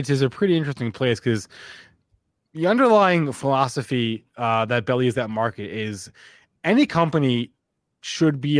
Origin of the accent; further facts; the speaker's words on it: Long Island, New York, United States; I'm from the area. My my my dad's from uh, uh the area. I've got family in both counties.